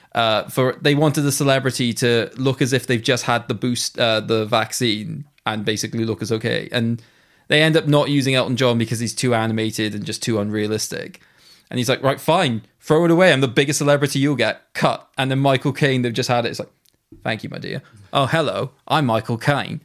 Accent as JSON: {"language": "English", "region": "Wales", "country": "United Kingdom", "said": "being a Welshman"}